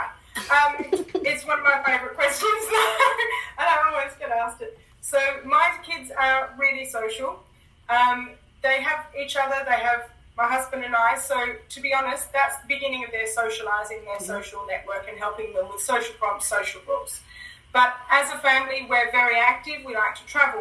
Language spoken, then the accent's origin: English; Australia; also born or lived in Hong Kong; now in United Kingdom; I'm actually from Australia, but I live in the UK, and we lived in Hong Kong for a little while.